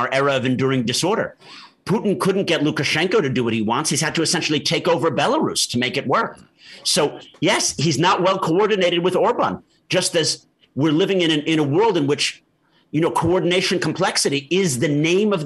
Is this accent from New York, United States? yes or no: yes; New York City, New York, United States; moved away as an adult; also born or lived in Massachusetts / Beirut / Syria / Oxford; as a New Yorker